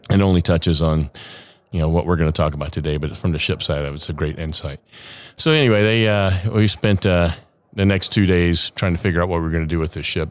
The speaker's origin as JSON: {"language": "English", "town": "Savannah", "region": "Georgia", "country": "United States", "tie": "born or raised there", "also_born_or_lived": "Kodiak / New Orleans", "moved": "as an adult", "lives_now": "San Diego, United States", "said": "I'm from, born and raised in Savannah."}